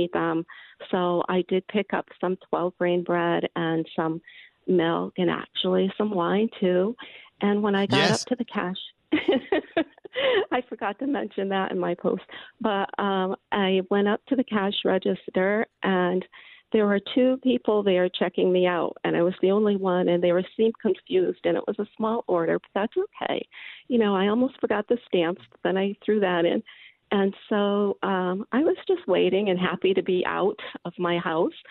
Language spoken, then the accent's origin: English; Massachusetts, United States; moved away; I am originally from Massachusetts